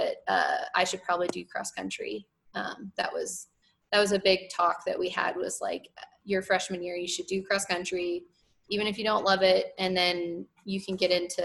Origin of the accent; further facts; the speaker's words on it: Arizona, United States; moved away as an adult; I'm from Arizona